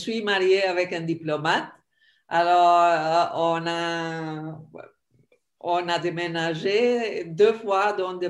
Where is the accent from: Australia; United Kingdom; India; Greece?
Greece; moved away as an adult; also born or lived in United States / New York / Canada; now in Switzerland; I'm Greek in origin. I grew up and studied in Greece, and then I continued my graduate studies in the US, a PhD in finance, and then a career on Wall Street in New York for about 10 years.